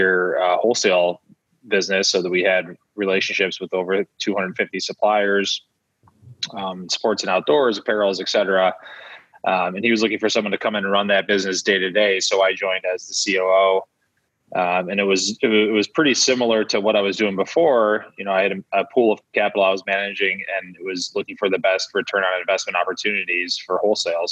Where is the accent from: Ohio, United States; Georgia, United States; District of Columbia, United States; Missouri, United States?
Ohio, United States; Cleveland; moved away as an adult; also born or lived in upstate New York; now in Boston, United States; I was born and raised in Cleveland, Ohio, went to college in upstate New York at Colgate University, graduated there and then moved to Boston and settled in Boston